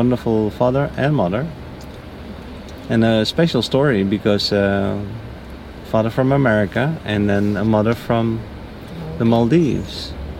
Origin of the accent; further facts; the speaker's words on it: Netherlands; moved away; I'm from the Netherlands.